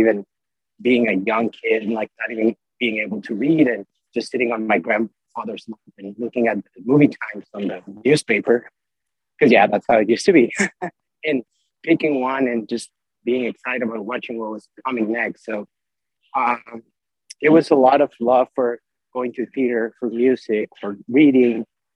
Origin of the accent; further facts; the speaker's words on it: Mexico; moved away as an adult; also born or lived in Mexico City, Mexico / Dallas, United States; I was born in Mexico City, and I lived in different parts of Mexico till I went actually to SMU for college